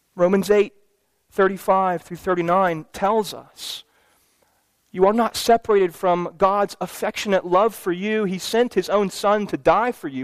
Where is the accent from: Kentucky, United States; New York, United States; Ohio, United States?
Kentucky, United States; Louisville; my hometown basketball team made it to the Final Four